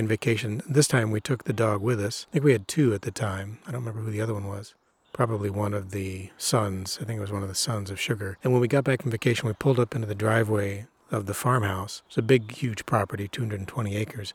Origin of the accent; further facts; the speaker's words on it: Illinois, United States; I grew up in Illinois.